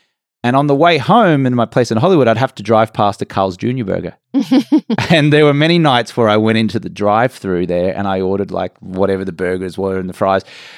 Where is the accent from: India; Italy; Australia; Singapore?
Australia; Brisbane, Queensland; moved away as an adult; also born or lived in England; now in Los Angeles, United States; Grew up in Brisbane, Australia. Went and lived in England for about 4 years.